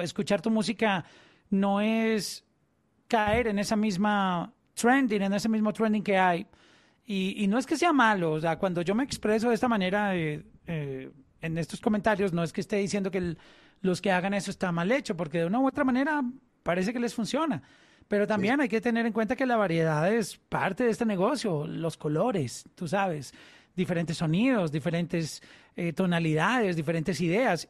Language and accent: Spanish; Colombia; en Colombia, en mi país